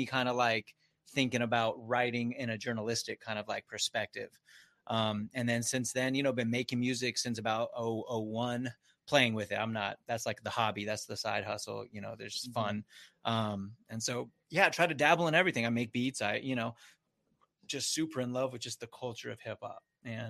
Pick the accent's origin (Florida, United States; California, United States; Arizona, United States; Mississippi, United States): California, United States; San Diego; I grew up in Scripps, if you're familiar with Scripps Ranch